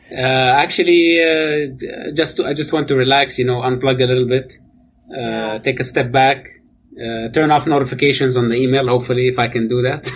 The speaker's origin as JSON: {"language": "English", "town": "Amman", "region": "Amman Governorate", "country": "Jordan", "tie": "born or raised there", "moved": "as an adult", "lives_now": "Canada", "said": "I, I, was born and raised in Amman, Jordan"}